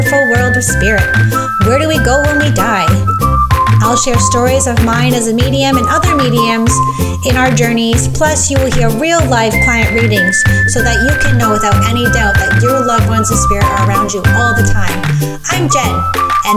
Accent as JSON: {"language": "English", "town": "Orangeville", "region": "Ontario", "country": "Canada", "moved": "yes", "lives_now": "Beaverton, Canada", "said": "I'm from Orangeville, but I currently live in Beaverton, Ontario."}